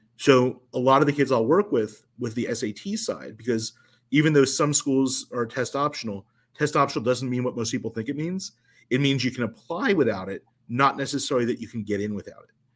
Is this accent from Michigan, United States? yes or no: no; New Jersey, United States; also born or lived in Chicago; I ultimately moved from Chicago back to my hometown in South Jersey